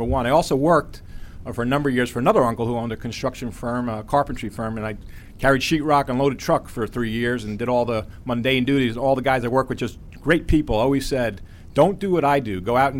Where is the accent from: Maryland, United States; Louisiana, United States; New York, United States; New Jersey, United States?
New York, United States; Huntington; I'm from Huntington, New York, Long Island.